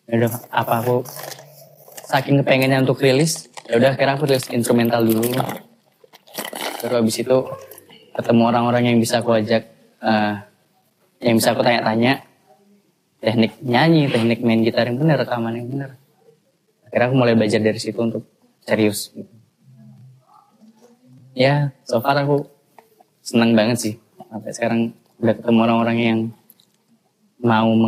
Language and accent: Indonesian; Bali, Indonesia; moved away as an adult; also born or lived in Yogyakarta; sekolah di Bali mas aku di oh, Bali iya, sampai, sampai SMA di Bali iya kuliahnya di Jogja MMTC